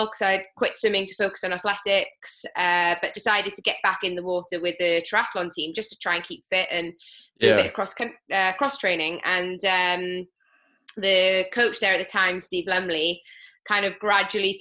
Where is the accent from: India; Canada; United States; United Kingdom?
United Kingdom; Swansea, Wales; moved away as an adult; also born or lived in Port Talbot / Birmingham; now in Leeds, United Kingdom; I'm from Swansea, but I went to school in Portalbert, in secondary school, so kind of got friends between the both, and both of them are kind of home